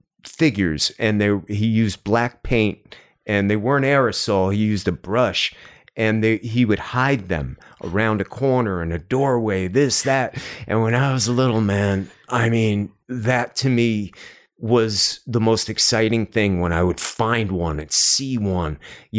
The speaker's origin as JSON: {"language": "English", "region": "New York", "country": "United States", "tie": "born or raised there", "said": "I grew up outside of Manhattan."}